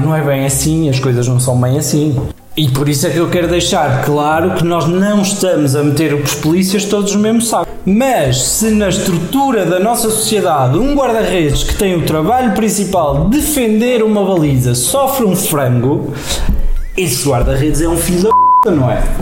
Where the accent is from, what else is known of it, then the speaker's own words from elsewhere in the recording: Portugal; como bons portugueses que somos